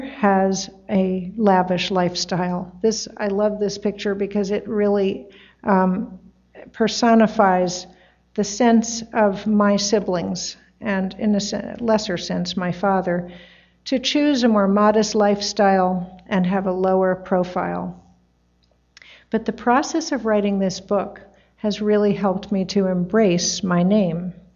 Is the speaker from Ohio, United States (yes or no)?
no; New York City, New York, United States; also born or lived in Tarrytown, New York; New York City was on the weekdays and Tarrytown was on the weekends